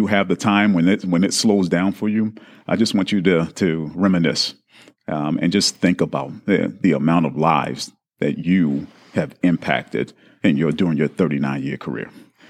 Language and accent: English; Baltimore, Maryland, United States; I'm from Baltimore. I'm a huge Baltimore fan, Baltimore Ravens fan.